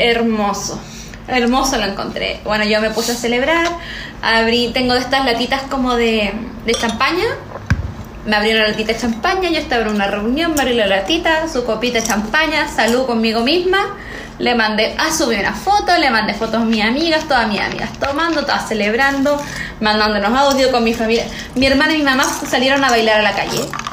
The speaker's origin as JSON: {"language": "Spanish", "country": "Chile", "said": "Yo le dije, no, de Chile"}